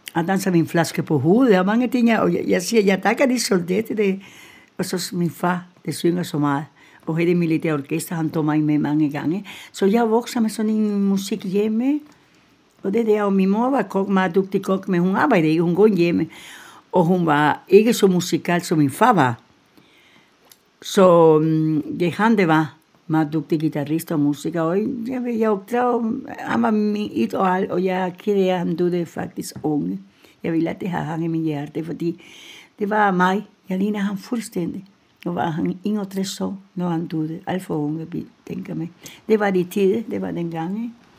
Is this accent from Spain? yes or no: yes; Gran Canaria, Canary Islands, Spain; Danish is a second language; moved away as an adult; also born or lived in Denmark; now in Humlebæk, Denmark; Jeg er født på Gran Canaria, en af de spanske øer, og jeg var der til, jeg var 21, tror jeg